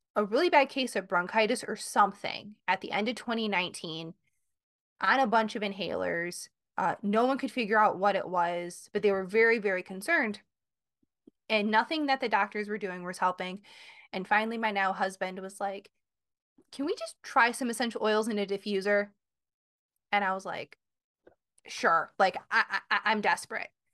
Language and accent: English; Michigan, United States; now in Connecticut, United States; I'm from Michigan. I live in Connecticut